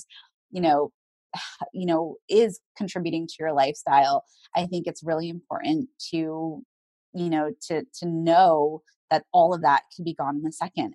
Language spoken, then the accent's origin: English; the South, United States; I grew up in the South